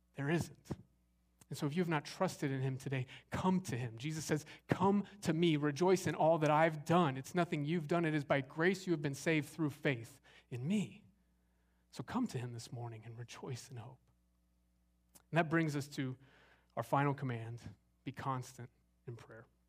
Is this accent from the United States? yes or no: yes; Arizona, United States; moved away as an adult; also born or lived in Southern California; now in Longview, Texas, United States; I grew up in Arizona